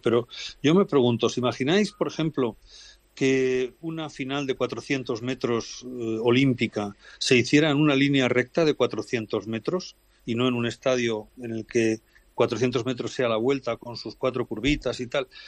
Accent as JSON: {"language": "Spanish", "country": "Spain", "said": "soy español"}